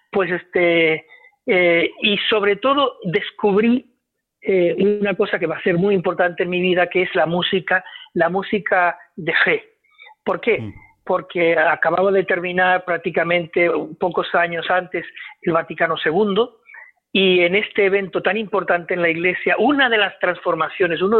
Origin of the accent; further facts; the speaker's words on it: Uruguay; born there; yo nací en Uruguay.